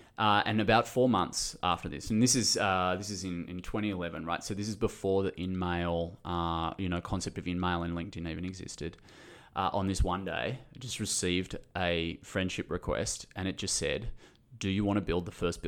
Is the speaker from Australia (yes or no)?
yes; Sydney, New South Wales, Australia; My background was I grew up in Sydney. There was no real business or commerce in my household.